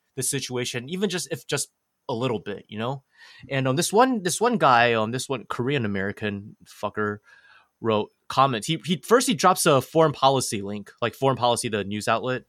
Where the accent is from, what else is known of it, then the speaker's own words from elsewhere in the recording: Taiwan; I'm from Taiwan